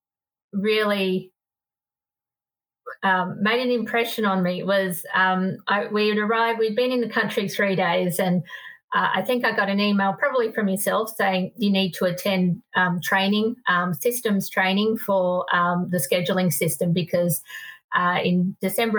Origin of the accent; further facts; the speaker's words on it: Sydney, New South Wales, Australia; moved away as an adult; also born or lived in Salt Lake City, Utah; I come from Sydney, inner city Sydney, and, you know, where I drove a teeny tiny car because I lived in the inner city